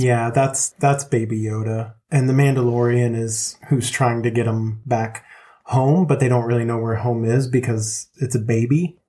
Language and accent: English; Longview, Texas, United States; we grew up in a town in Texas called Longview